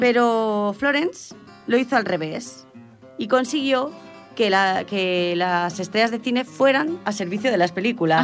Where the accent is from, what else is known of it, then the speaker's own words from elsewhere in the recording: Cerdanyola del Vallès, Catalonia, Spain; soy de Sardañola